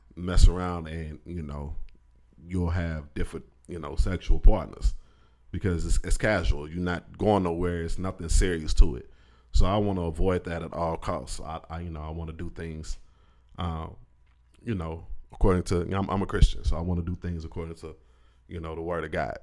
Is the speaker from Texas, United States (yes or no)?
no; Indianapolis, Indiana, United States; moved away as an adult; now in Pensacola, United States; I'm from up north. I'm from Indianapolis